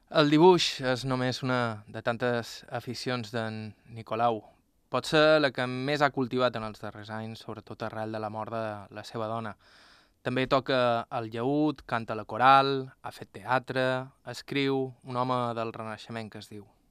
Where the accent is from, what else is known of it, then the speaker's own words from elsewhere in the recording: Bunyola, Balearic Islands, Spain; som a Bunyola, al meu poble